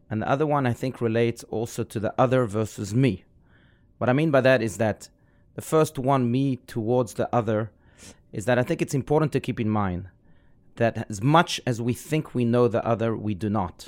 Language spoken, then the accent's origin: English; South Africa; I was raised in South Africa.